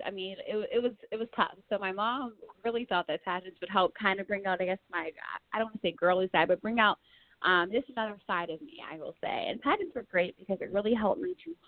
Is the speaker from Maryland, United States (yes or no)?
yes; Montgomery County, Maryland, United States; I am born and raised in the DMV area, so I'm from Montgomery County, Maryland.